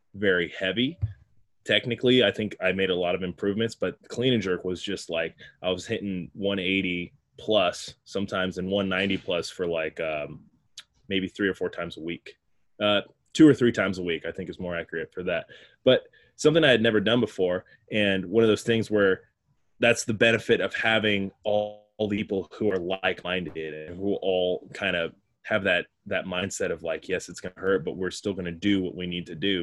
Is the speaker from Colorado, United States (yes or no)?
yes; Colorado, United States; moved away as an adult; also born or lived in Sacramento; now in Bay Area, United States; I drove home to Colorado. I'm from Colorado